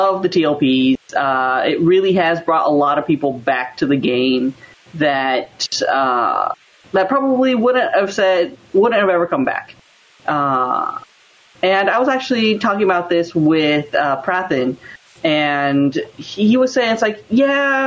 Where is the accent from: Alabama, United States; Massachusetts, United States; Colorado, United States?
Colorado, United States; moved away as an adult; also born or lived in Cactus, Texas; now in Southern California, United States; I was basically raised in Colorado